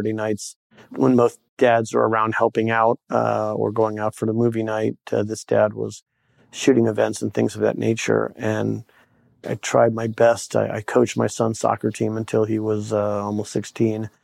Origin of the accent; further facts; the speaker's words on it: Bay Area, California, United States; now in Maryland, United States; I grew up in the Bay Area in California, left in the mid-70s, been in Maryland ever since